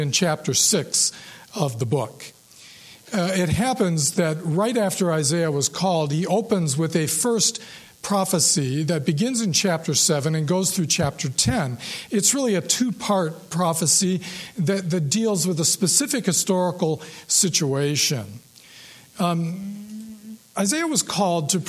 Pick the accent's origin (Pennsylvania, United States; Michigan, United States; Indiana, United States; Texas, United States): Michigan, United States; Ann Arbor; when I was 12, growing up in Ann Arbor